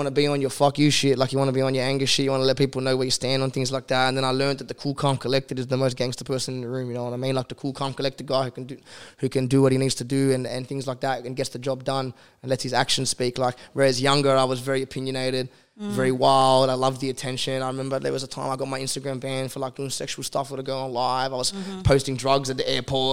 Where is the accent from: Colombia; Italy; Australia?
Australia; we're Australian. We all live in Australia